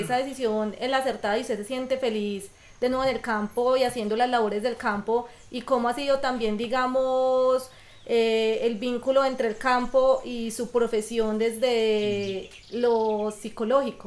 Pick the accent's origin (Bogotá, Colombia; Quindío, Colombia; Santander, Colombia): Quindío, Colombia; Quimbaya; Nací, crecí y vivo en el campo de Quimbaya, Quindío